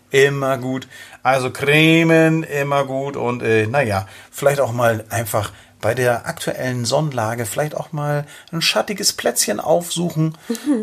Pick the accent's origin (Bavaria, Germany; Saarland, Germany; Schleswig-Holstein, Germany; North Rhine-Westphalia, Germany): Schleswig-Holstein, Germany; near Schleswig; ich bin äh, an, der, an der Schlei groß geworden, äh, in der Nähe von Schleswig.